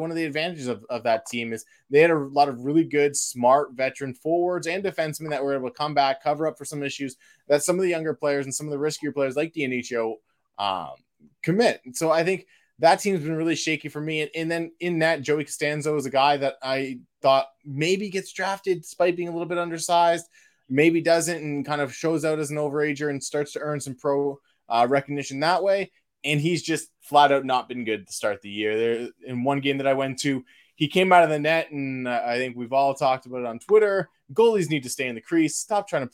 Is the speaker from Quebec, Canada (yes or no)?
no; Windsor, Ontario, Canada; born or raised there